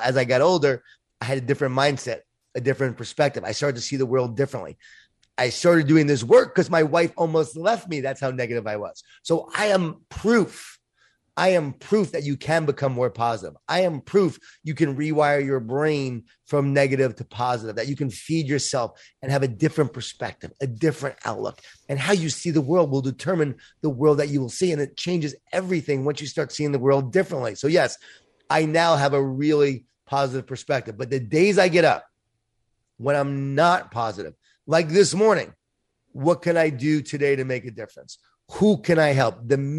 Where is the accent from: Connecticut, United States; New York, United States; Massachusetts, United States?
New York, United States; Long Island; I grew up in Long Island, New York, Jewish Italian family, a lot of food, a lot of guilt.